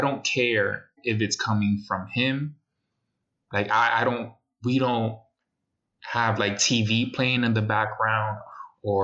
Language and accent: English; New York City, New York, United States; Even though we're from the Bronx, the Boogie Down.